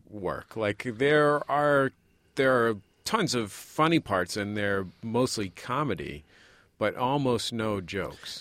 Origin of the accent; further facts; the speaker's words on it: San Francisco, California, United States; I'm from San Francisco